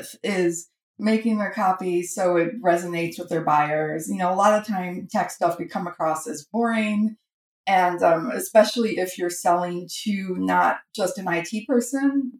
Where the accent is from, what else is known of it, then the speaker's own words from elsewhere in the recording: Buffalo, New York, United States; moved away as an adult; now in Toronto, Canada; I'm originally from the States, from the Niagara Falls, Buffalo area